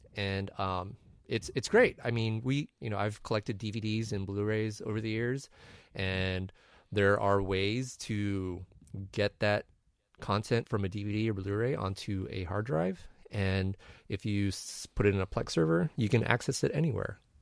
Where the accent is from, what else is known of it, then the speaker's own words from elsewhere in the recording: San Diego, California, United States; moved away; out of San Diego, my hometown.